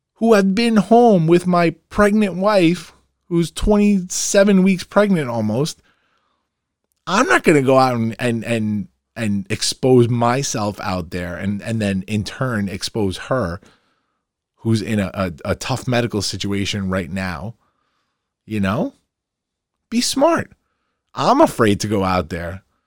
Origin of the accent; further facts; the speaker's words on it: Farmingdale, New York, United States; my hometown, Farmingdale.